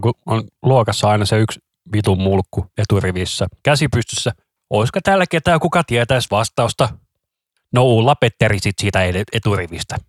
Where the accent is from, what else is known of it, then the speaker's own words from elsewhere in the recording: Helsinki, Uusimaa, Finland; also born or lived in Vantaa; minä olen Helsingistä, mutta minä olen syntynyt Vantaalla.